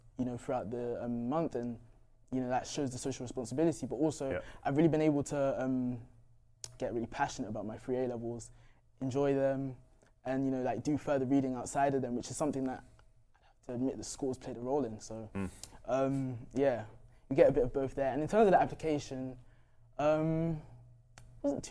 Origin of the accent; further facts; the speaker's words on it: London, United Kingdom; I grew up in Tottenham